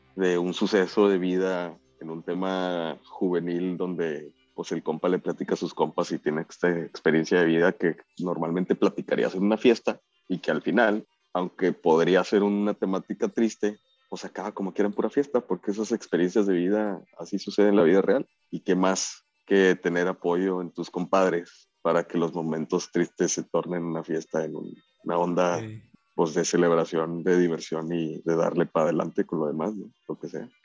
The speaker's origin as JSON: {"language": "Spanish", "town": "Ciudad Juárez", "region": "Chihuahua", "country": "Mexico", "also_born_or_lived": "Monterrey", "said": "Yo soy de Ciudad Juárez"}